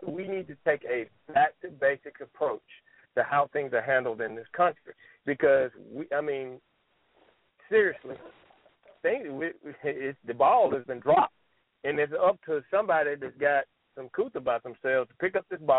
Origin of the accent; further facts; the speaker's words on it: Mississippi, United States; growing up in Mississippi